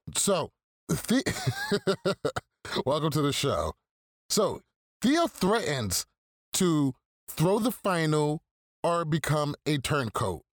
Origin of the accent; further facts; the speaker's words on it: New York, United States; I'm from New York